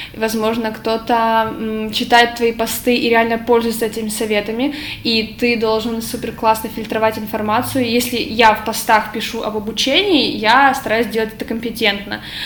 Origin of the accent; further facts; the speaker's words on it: Ukraine; moved away as an adult; now in Poland; я с Украины